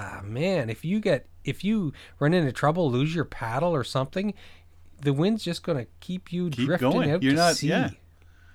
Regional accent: Saint John, New Brunswick, Canada; now in Ontario, Canada; Growing up in St. John, New Brunswick

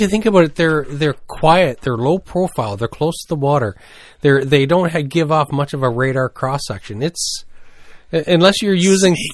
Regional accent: New Brunswick, Canada; growing up in New Brunswick

